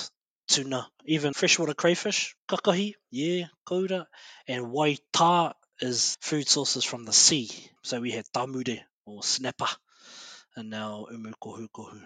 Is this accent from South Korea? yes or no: no; Ruamata, Bay of Plenty, New Zealand; as kids growing up in Ruamata